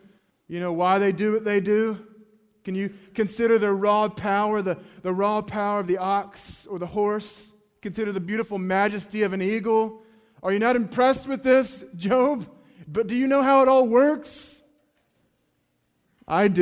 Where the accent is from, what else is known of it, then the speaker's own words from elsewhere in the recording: North Carolina, United States; I grew up in North Carolina and the ocean was pretty close to us